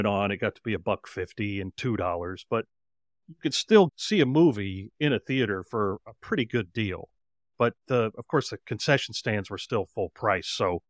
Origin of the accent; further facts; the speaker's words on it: Knoxville, Tennessee, United States; Well, I grew up in Knoxville, Tennessee, and it's the third largest city in Tennessee.